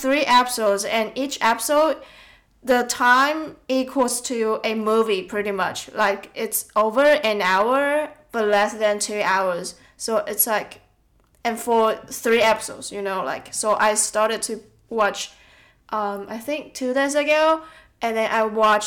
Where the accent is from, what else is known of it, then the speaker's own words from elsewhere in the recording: Tainan, Taiwan; moved away as an adult; now in Melbourne, Australia; back in Taiwan, in my hometown, when my relatives or friends want to visit Tainan, my hometown